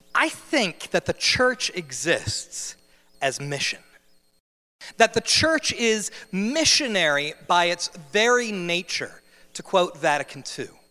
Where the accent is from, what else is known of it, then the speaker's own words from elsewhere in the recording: New Jersey, United States; moved away as an adult; I'm from New Jersey. I'm born and raised in the Garden State.